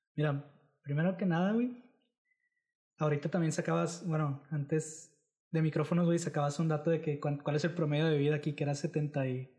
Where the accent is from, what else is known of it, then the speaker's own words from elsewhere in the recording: Mexico; Los jóvenes sí somos el futuro de México.